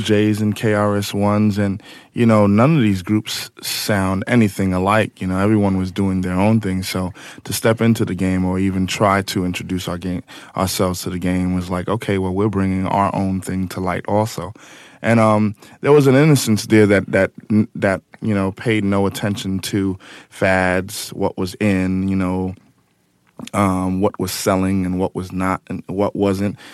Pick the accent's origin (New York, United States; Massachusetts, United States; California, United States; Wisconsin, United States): New York, United States; Amityville; Long Island and especially Amityville